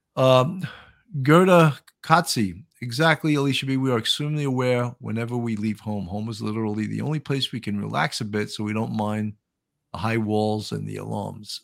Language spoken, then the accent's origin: English; Long Island, New York, United States; accent: Long Island; also born or lived in Buffalo; I grew up on Long Island